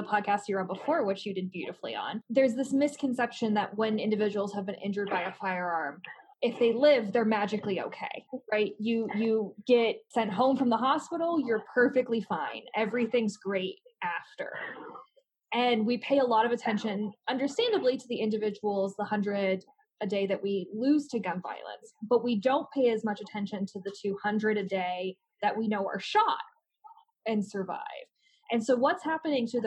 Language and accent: English; United States; as an American